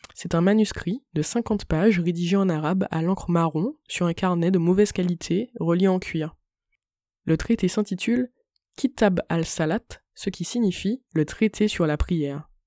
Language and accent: French; Martinique; je suis une Martiniquaise